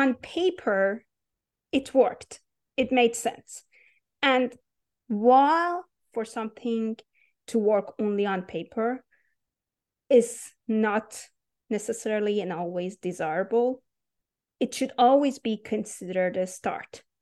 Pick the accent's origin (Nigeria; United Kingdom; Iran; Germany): Iran; English is a second language; moved away as an adult; I was born and raised in Iran